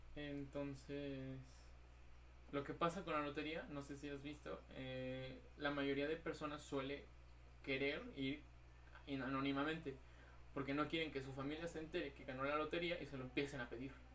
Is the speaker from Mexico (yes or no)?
yes; Mexico; como mexicanos